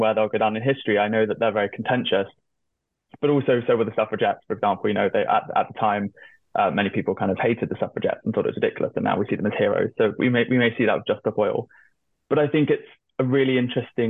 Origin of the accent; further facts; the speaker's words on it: hometown of Extinction Rebellion, South West England, United Kingdom; it's actually from my hometown